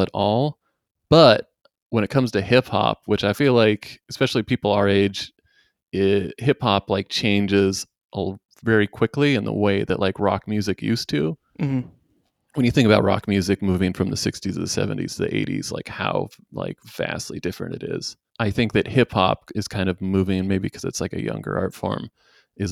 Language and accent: English; northwestern Washington state, United States; coming from the woods of the northwestern Washington state